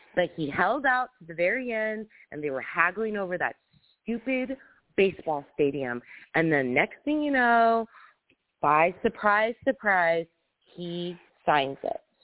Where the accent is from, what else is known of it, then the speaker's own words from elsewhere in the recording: United States; leave this state, my hometown